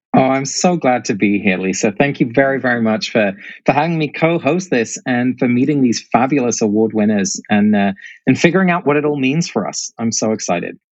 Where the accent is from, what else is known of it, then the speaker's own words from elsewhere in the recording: England, United Kingdom; also born or lived in Netherlands; now in United States; I grew up in England, uh, but both my parents are Dutch, and obviously I've ended up here in America